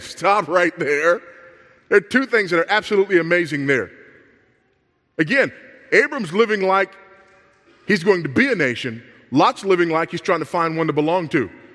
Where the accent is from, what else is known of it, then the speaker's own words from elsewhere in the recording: Los Angeles, California, United States; I grew up in South Central Los Angeles